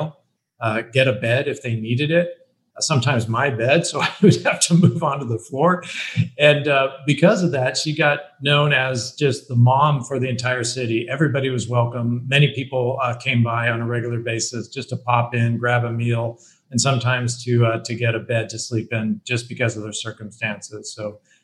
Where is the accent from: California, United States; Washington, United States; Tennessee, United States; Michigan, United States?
Washington, United States; Bellevue; I grew up in Bellevue, Washington. It's outside of Seattle, Washington